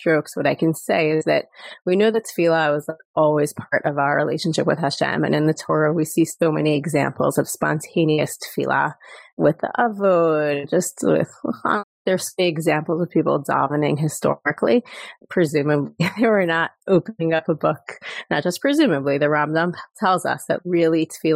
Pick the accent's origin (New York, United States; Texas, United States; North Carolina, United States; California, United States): New York, United States; moved away as an adult; now in Jerusalem, Israel; I live in Jerusalem. I'm originally from New York, and we made Aliyah 16 years ago